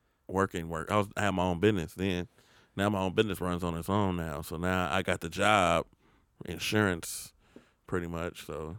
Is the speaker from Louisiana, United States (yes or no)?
yes; Louisiana, United States; I'm from Louisiana.